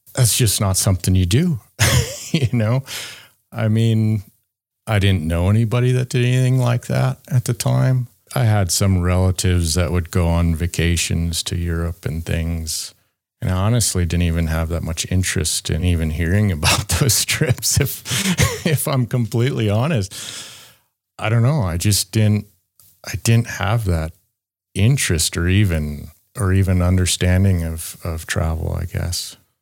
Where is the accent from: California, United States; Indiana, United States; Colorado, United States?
Colorado, United States; Loveland; I'm from Loveland, Colorado, United States